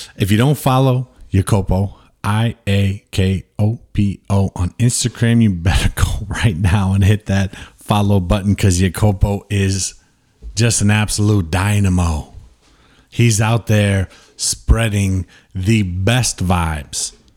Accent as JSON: {"language": "English", "country": "United States", "said": "I'm very much American"}